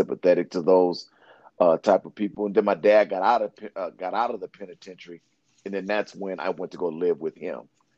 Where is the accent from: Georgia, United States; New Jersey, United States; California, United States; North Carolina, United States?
California, United States; San Diego; growing up in Southeast San Diego, it wasn't all hunky-dory